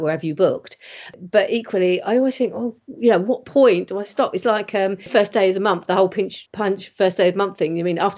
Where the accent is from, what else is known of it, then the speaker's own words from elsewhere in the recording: United Kingdom; We're British